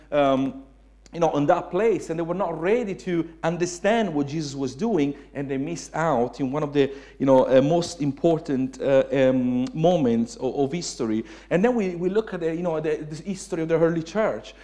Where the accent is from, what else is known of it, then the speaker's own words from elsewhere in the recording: Italy; English is a second language; moved away as an adult; also born or lived in Suffolk, United Kingdom; now in United Kingdom; I was Italian